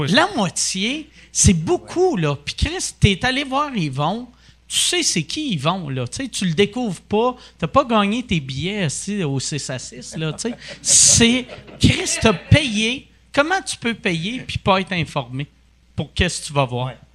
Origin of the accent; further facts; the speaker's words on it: Quebec, Canada; first language English; French is a second language; fier d'être québécois